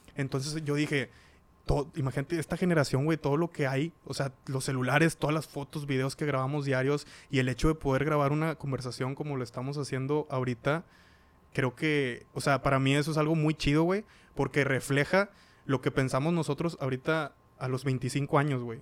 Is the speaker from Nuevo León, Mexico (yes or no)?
yes; Cadereyta Jiménez, Nuevo León, Mexico; Nosotros somos de Cadereyta